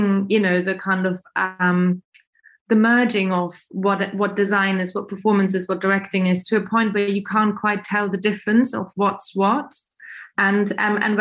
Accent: Germany; moved away; I'm German, I'm not British either.

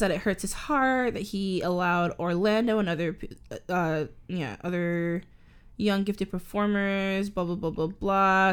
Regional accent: Canada; accent: Canadian; I'm a Canadian, I live in Canada

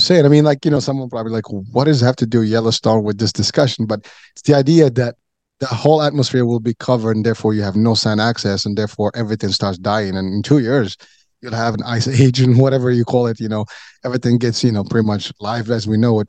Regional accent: Morocco; moved away; I grew up, you know, when I was a kid, I was in Africa

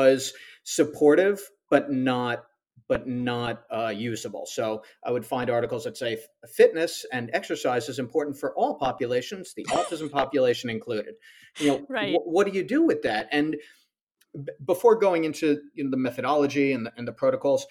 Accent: Long Island, New York, United States; moved away as an adult; now in Charlotte, United States; I'm originally from Long Island, New York. Lived there for all of my life except the past 6 months

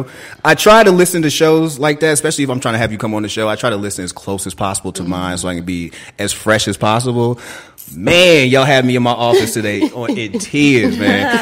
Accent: Boston, Massachusetts, United States; growing up, I'm from Boston. Growing up, I remember when we had Chinatown, and there was this place called the Combat Zone.

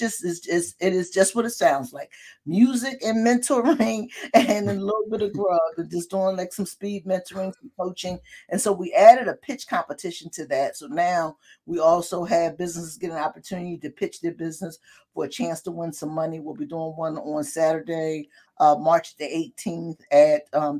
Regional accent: Philadelphia, Pennsylvania, United States; also born or lived in West Oak Lane, Philadelphia; growing up in North Philly

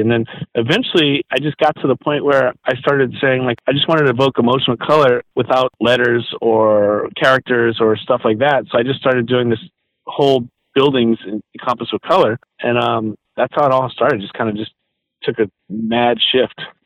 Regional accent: Los Angeles, California, United States; also born or lived in New Orleans, Louisiana; moved out here in seventh grade

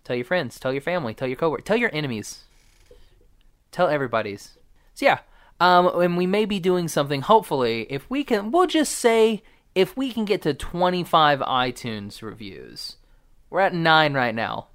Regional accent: Oklahoma, United States; I'm from Oklahoma

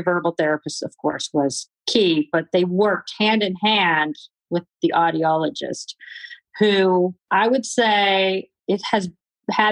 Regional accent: California, United States; moved away as an adult; I was from California

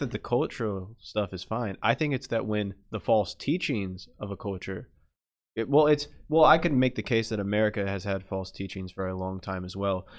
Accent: United States; we're American

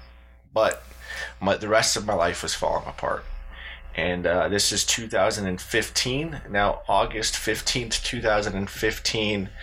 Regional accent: Pojoaque, New Mexico, United States; in my hometown of Pauaca, New Mexico.

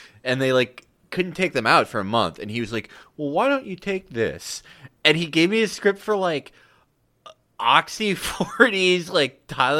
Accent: Midwest, United States; I'm from the Midwest.

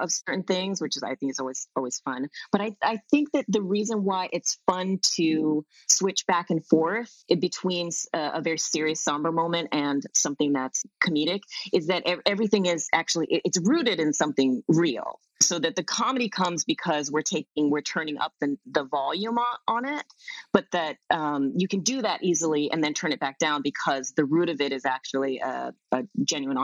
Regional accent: Hawaii, United States; moved away; because I grew up in Hawaii

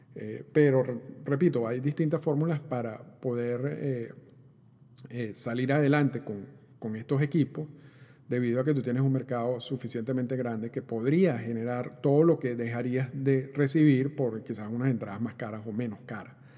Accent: Venezuela; cuando yo crecí en Venezuela, bueno, yo, yo, yo soy de Venezuela

